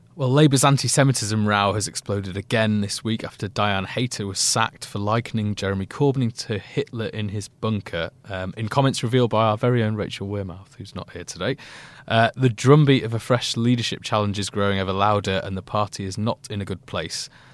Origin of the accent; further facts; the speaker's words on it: Leeds, Yorkshire and the Humber, United Kingdom; where I grew up in Leeds